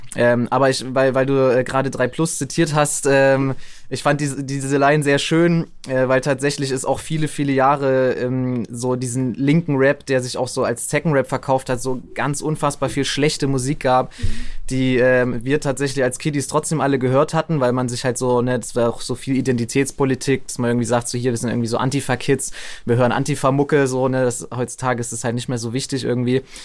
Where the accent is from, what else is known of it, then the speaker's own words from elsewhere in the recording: Leipzig, Saxony, Germany; also born or lived in Zwenkau; ich bin aufgewachsen in Leipzig, also ich bin schon Urleipziger auf jeden Fall seit Kindheitstagen